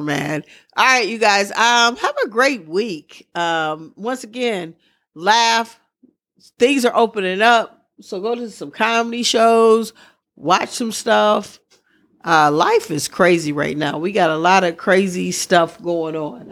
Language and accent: English; Midwest, United States; I'm from the Midwest